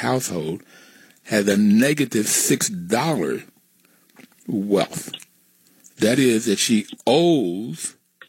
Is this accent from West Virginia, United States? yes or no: yes; West Virginia, United States; I grew up in West Virginia, and the neighborhood I grew up in were black and white